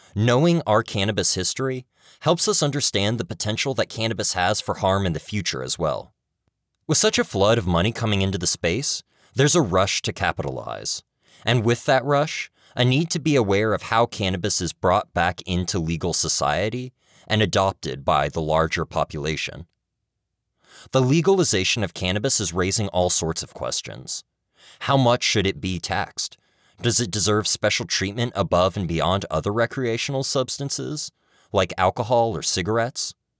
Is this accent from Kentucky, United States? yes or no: yes; Kentucky, United States; my home state of Kentucky